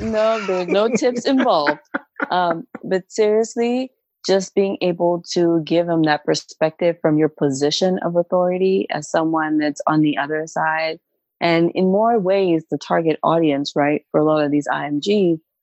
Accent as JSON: {"language": "English", "country": "Cameroon", "moved": "yes", "lives_now": "Kentucky, United States", "said": "I am originally from Cameroon"}